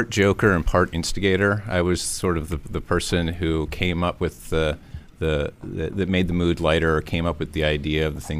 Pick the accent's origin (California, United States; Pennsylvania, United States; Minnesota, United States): Pennsylvania, United States; St. Mary's; I'm from St. Mary's, Pennsylvania.